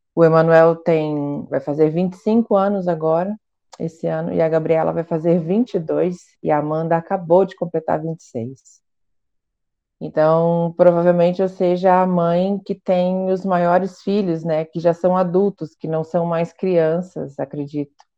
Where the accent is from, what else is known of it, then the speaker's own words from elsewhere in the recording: Curitiba, Paraná, Brazil; sou de Curitiba